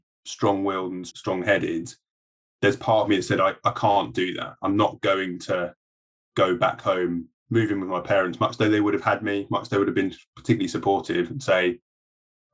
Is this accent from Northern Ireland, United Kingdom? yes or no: no; Surrey, South East England, United Kingdom; also born or lived in Sheffield / London; I grew up in Surrey, so I didn't live far from London.